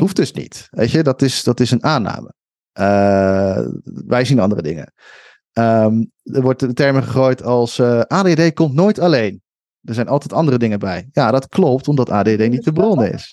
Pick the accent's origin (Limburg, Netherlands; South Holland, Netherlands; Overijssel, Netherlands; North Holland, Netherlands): South Holland, Netherlands; Schiedam; moved away; ik kom uit Schiedam en, eh, en daar had je dan de Hoge Straat